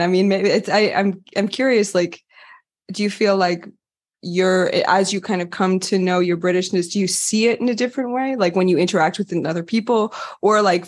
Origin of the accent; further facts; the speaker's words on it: United States; now in France; as an American